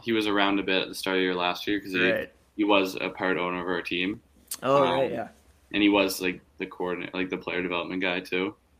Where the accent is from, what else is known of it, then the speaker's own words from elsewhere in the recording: Whitby, Ontario, Canada; Yeah, I'm from Whippy, so.